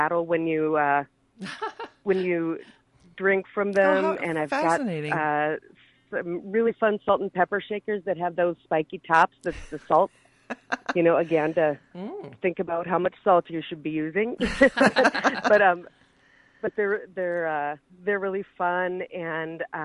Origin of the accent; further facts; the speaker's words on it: Minneapolis, Minnesota, United States; moved away as an adult; now in Indiana, United States; I'm Minnesota born and raised. I was born and raised in Minneapolis